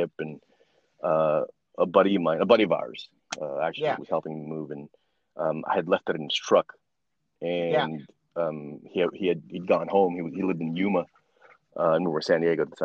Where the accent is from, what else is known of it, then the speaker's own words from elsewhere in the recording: Philippines; I'm Filipino